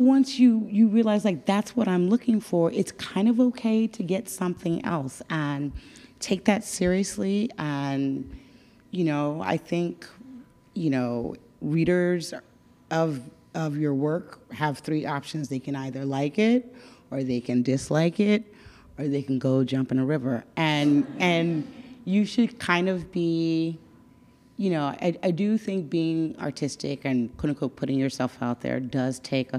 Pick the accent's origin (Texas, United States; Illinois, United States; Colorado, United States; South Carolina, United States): Texas, United States; Dallas; moved away as an adult; now in New York, United States; I am from Dallas